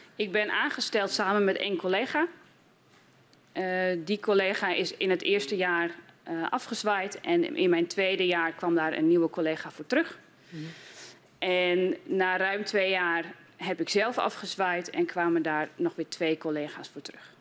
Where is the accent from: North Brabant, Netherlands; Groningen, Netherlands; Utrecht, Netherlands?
Groningen, Netherlands; als Groningse en als geestelijk verzorger